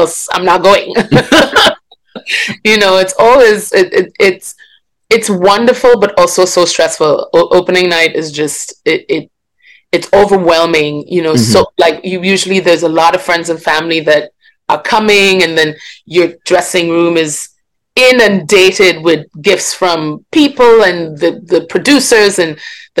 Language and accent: English; Grenada; also born or lived in Guyana; I grew up in Grenada, yes. I was actually born in Guyana in South America, mm-hmm. and moved to Grenada when I was very young. So that's where I grew up